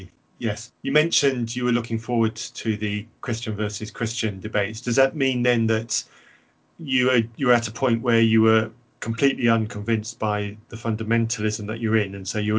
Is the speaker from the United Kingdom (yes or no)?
yes; United Kingdom; I'm a relative local, I'm British, and I'm old enough to remember some of the events of what's gone on in Ireland.